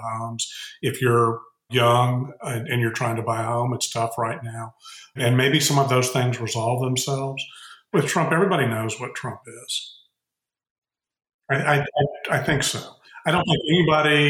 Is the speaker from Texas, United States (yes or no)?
yes; Texas, United States; being a Texan